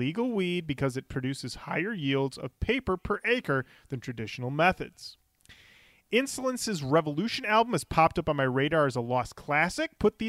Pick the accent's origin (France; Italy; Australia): Australia; Also, being Australian, I had no idea Popeye's chicken was a real thing.